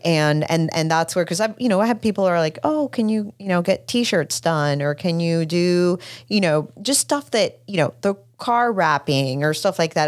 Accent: Puerto Rico; moved away; I grew up in Puerto Rico

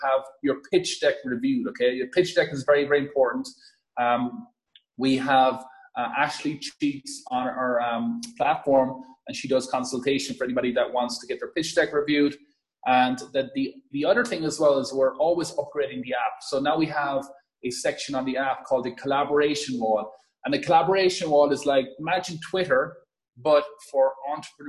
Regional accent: Ireland; as you could probably hear from my accent, born and raised in a farm in Ireland.

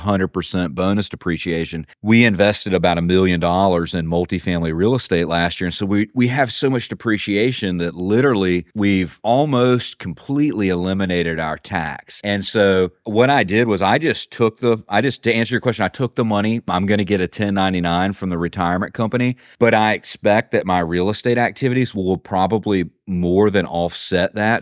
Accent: Eastern North Carolina, United States; I'm from Eastern North Carolina, so I live about, about an hour and a half from the beach

